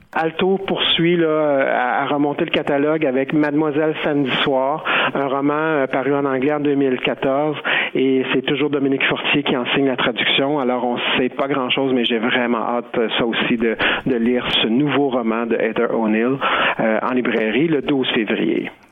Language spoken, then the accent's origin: French; Quebec, Canada; chez nous au Québec